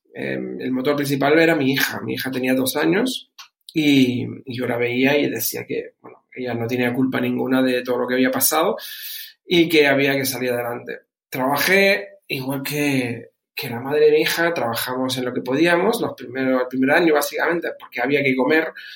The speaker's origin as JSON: {"language": "Spanish", "region": "Canary Islands", "country": "Spain", "tie": "born or raised there", "also_born_or_lived": "Germany", "moved": "as an adult", "lives_now": "Bucharest, Romania", "said": "he criado, como dijiste, dijiste, desde los 11 en, España, concretamente en Canarias. De ahí mi, mi acento"}